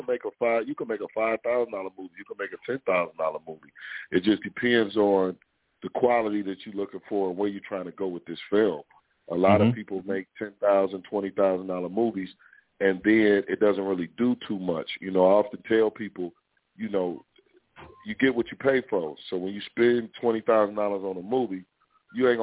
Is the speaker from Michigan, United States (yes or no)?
yes; Detroit, Michigan, United States; I'm from Detroit.